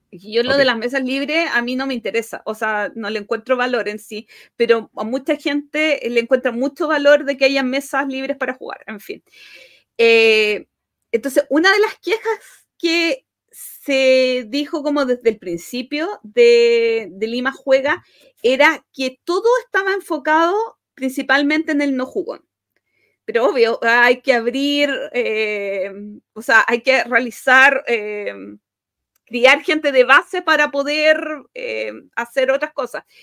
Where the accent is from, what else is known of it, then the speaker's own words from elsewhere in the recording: Chile; como buen chileno, parece Mm. como, buen latinoamericano